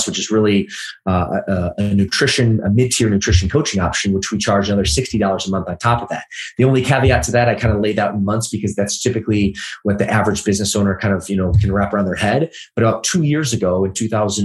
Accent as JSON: {"language": "English", "region": "Midwest", "country": "United States", "tie": "born or raised there", "also_born_or_lived": "Los Angeles", "moved": "as an adult", "said": "I grew up in the Midwest, great place, amazing people, but not necessarily the fitness capital of the world"}